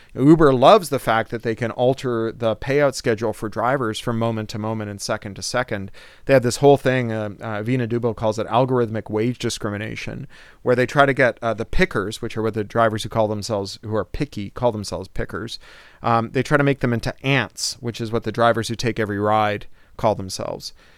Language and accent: English; Toronto, Ontario, Canada; I was a kid from Toronto